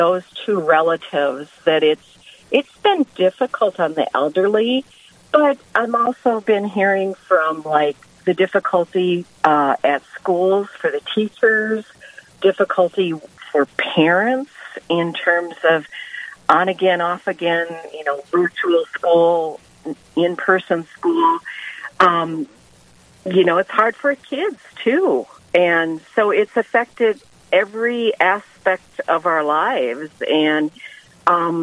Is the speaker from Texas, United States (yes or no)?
no; Eyota, Minnesota, United States; my hometown, Eola